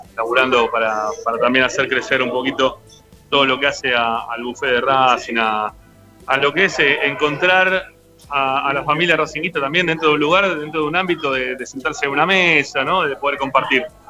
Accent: Monte Grande, Buenos Aires Province, Argentina; yo soy de Monte Grande

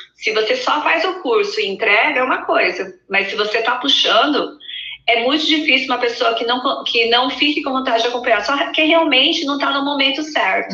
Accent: Mogi das Cruzes, São Paulo, Brazil; eu sou de Mogi das Cruzes, é, lá, coladinha São Paulo

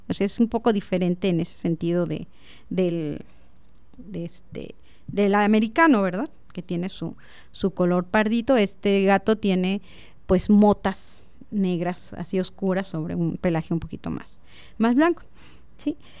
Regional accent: Zitácuaro, Michoacán, Mexico; now in Celaya, Mexico; yo nací en Zitácuaro, Michoacán

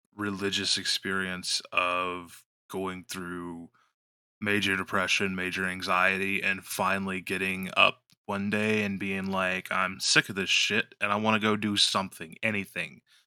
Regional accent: West Virginia, United States; I'm from West Virginia

